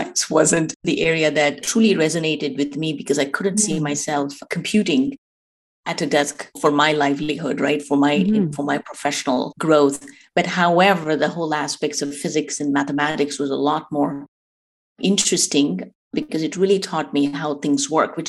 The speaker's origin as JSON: {"language": "English", "country": "India", "tie": "born or raised there", "moved": "yes", "said": "I grew up in India"}